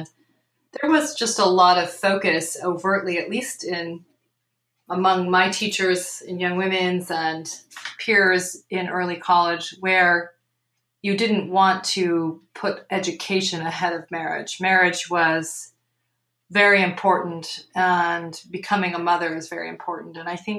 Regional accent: Burlington, Vermont, United States; Sure. I grew up in Burlington, Vermont. My parents are Idaho born and bred people who grew up on farms in the Idaho Falls area.

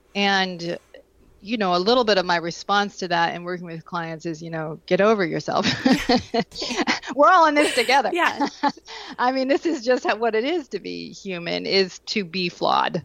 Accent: Vermont, United States; I grew up in Vermont.

